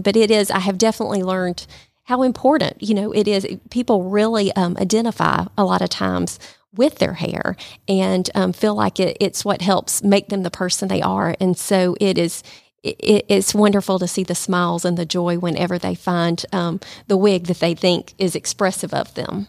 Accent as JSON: {"language": "English", "town": "Calhoun", "region": "Georgia", "country": "United States", "moved": "as an adult", "lives_now": "Rome, United States", "said": "I'm from Calhoun."}